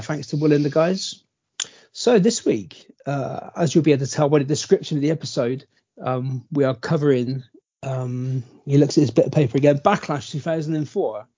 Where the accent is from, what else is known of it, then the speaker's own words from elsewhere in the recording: Bristol, South West England, United Kingdom; We're from Bristol